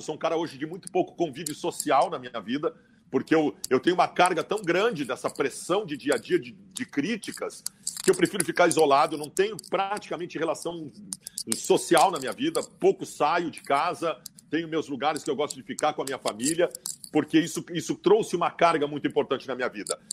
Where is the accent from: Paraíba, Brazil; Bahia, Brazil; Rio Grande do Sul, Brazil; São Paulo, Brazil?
Rio Grande do Sul, Brazil; se eu nasci no Rio Grande do Sul